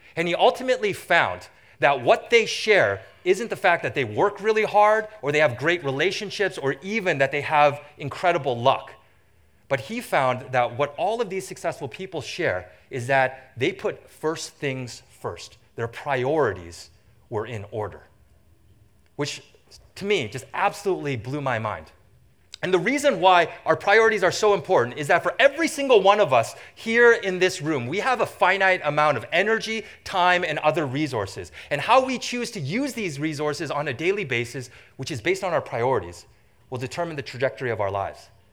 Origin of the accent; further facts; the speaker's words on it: Vancouver, British Columbia, Canada; moved away as an adult; now in Michigan, United States; I grew up in what I consider to be the most beautiful city in the entire world